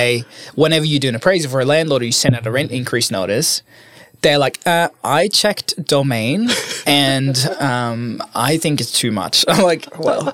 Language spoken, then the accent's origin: English; Norway; moved away as an adult; now in Sydney, Australia; I'm from Norway